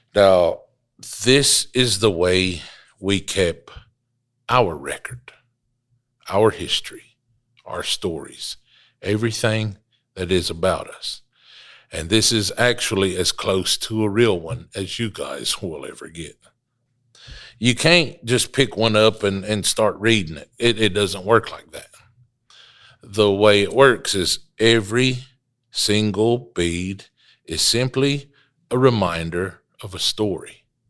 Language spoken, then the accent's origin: English; Wolftown, Qualla Boundary, North Carolina, United States; I come to you from the Wolf Town section of the mother town